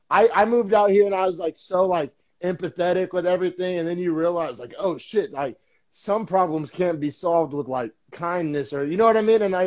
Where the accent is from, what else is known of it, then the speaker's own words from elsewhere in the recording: Oklahoma, United States; So, you know, I came from Oklahoma and as everybody knows, Oklahoma is pretty much like a red state